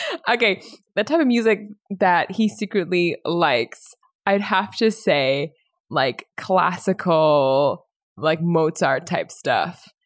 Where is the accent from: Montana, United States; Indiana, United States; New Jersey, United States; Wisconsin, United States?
Indiana, United States; Indianapolis; I was born in Indianapolis, Indiana